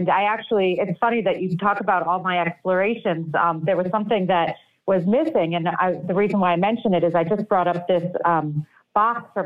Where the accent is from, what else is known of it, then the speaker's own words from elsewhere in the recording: New York City, New York, United States; moved away as an adult; I was born in New York City. I lived there for 18 years.